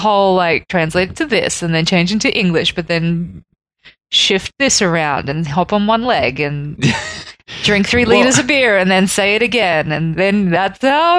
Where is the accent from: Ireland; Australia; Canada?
Australia; growing up in Australia, I mean, especially like being a kid in the 90s